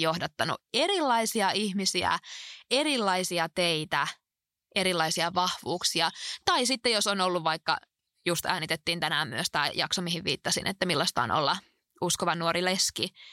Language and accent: Finnish; Alajärvi, South Ostrobothnia, Finland; moved away; also born or lived in Oulu; mä oon kotoisin tuolta Etelä-Pohjanmaalta, Alajärveltä ja siellä on ollut kaikin puolin ihmisen hyvä kasvaa